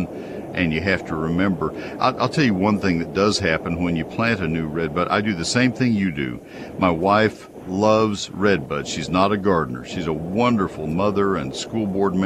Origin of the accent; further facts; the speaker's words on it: College Station, Texas, United States; I grew up in College Station